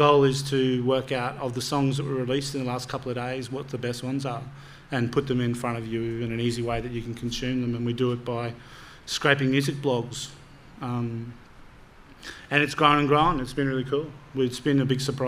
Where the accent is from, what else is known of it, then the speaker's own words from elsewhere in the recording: Australia; we're four Aussie guys who code this stuff